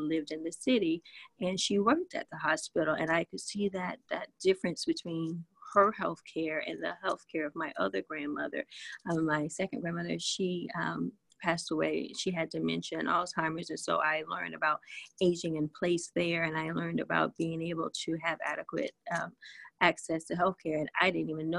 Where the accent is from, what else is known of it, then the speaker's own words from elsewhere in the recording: the South, United States; I'm from the South